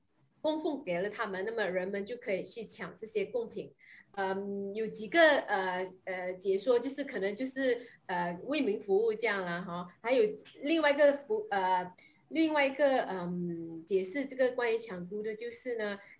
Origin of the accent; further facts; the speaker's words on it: Sarawak, Malaysia; 我们砂拉越这边大多数的义山的墓园都会有一个呃大伯公庙。